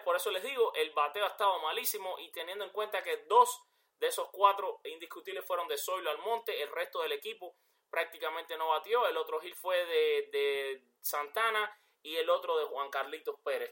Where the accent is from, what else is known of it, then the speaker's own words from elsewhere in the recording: Cuba; yo soy cubano